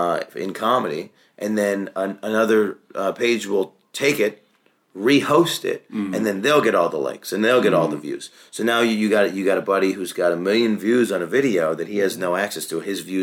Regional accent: Syracuse, New York, United States; Syracuse, New York.

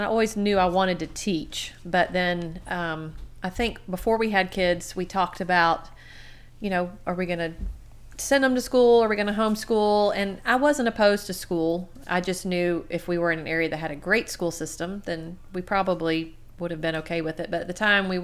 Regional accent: Garden City, Georgia, United States; also born or lived in South Carolina / Tennessee; I grew up in Garden City, big old Garden City, Georgia.

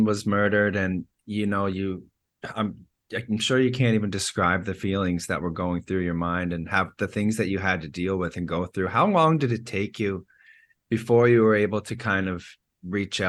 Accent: Nova Scotia, Canada; I was from Nova Scotia

